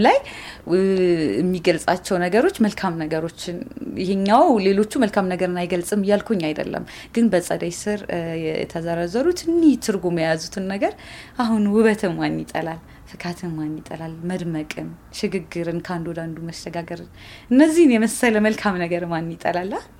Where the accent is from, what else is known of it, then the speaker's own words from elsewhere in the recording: Wollo, Amhara, Ethiopia; እኔ ያው እንዳልኩ የወሎ ልጅ ነኝ